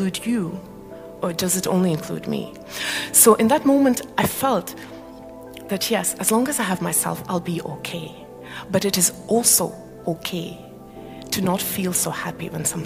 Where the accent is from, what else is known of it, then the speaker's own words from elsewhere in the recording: Malaysia; moved away; also born or lived in Estonia; I come from Malaysia, we don't have seasons there